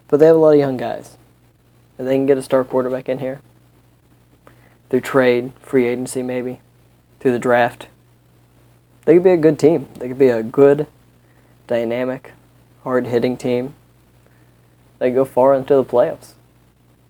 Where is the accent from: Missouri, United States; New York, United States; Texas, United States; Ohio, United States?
Missouri, United States; St. Louis; my hometown of St. Louis